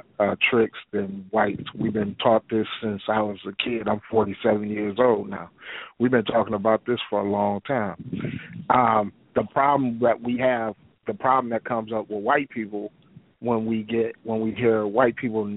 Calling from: Detroit, Michigan, United States; I'm from Detroit. I'm African-American male, black male

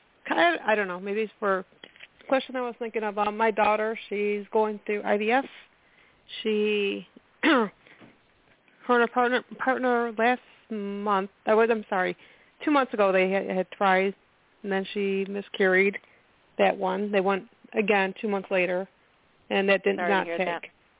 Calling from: Illinois, United States; I'm calling from Illinois.

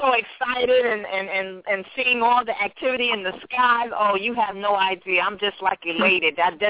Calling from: New York, United States; I'm calling from New York

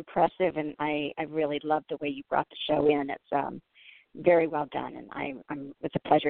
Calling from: Denver, Colorado, United States; I live in Denver, Colorado. So I'm a Denver woman.

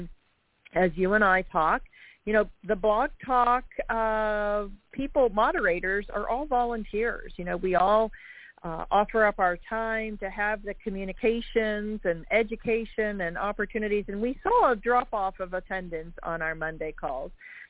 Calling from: Jacksonville, Florida, United States; I'm calling from Jacksonville, Florida.

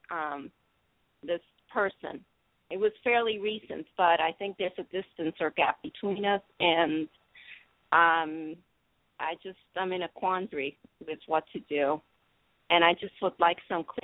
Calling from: San Jose, California, United States; Well, I'm in the San Jose area, uh, although that's a New Jersey area code.

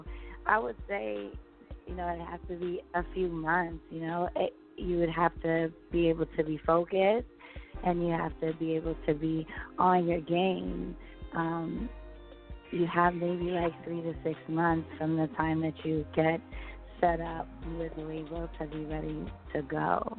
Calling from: New York, United States; I'm calling from New York.

